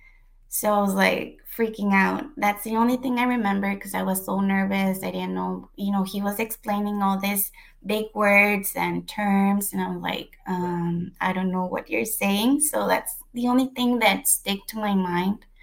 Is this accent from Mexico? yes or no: yes; Mexico; moved away as an adult; now in United States; I was born in the U.S., but I was raised in Mexico